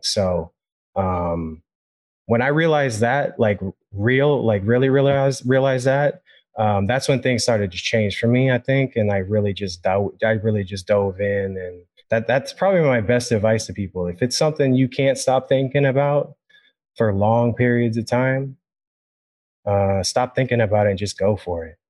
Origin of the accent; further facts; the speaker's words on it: Sacramento, California, United States; I grew up in Sacramento my whole life